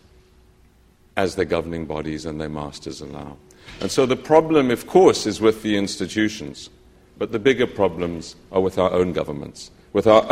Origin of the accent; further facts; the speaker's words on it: South Africa; I'm from South Africa